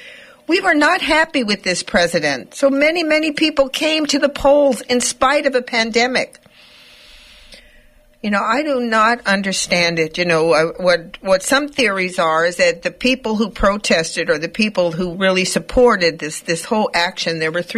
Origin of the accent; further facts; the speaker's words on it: United States; we as American citizens